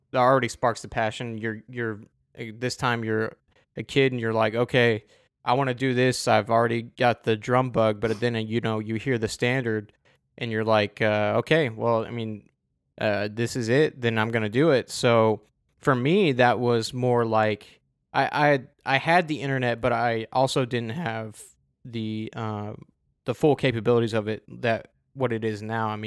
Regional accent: Adelaide, South Australia, Australia; At, oh, so it was my hometown.

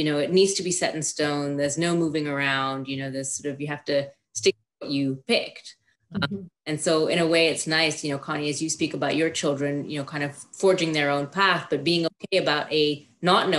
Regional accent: Kenya; now in Canada; I was born in Kenya. So I grew up going to British run private schools

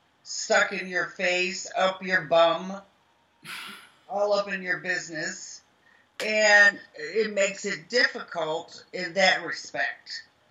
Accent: the South, United States; accent: Southern; because I had a real head of Southern accent. So to get rid of my Southern accent

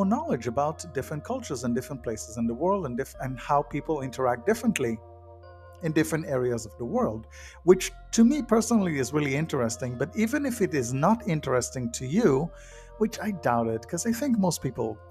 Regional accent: United States; because I'm an American, my culture in America

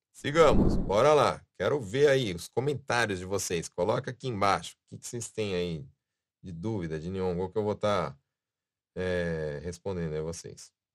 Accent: São Paulo, Brazil; now in Japan; eu sou de São Paulo, né? Na minha vida sempre foi falado pernilongo

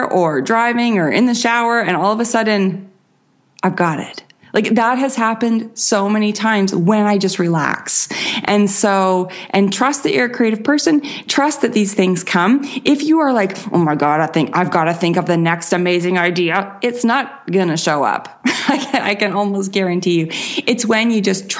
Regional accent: Canada; accent: Canadian; I am Canadian.

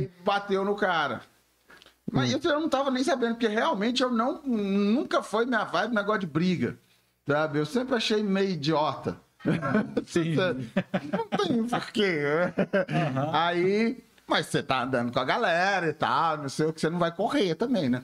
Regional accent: Belo Horizonte, Minas Gerais, Brazil; com dois anos eu mudei pro, pro, pro, pro Barreiro

